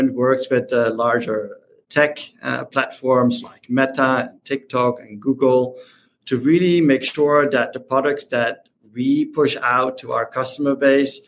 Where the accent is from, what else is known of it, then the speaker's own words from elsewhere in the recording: Netherlands; I'm from the Netherlands